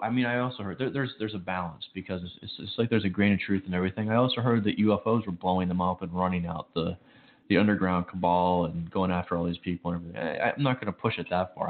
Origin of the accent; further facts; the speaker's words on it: Chicago, Illinois, United States; moved away; I grew up in Chicago.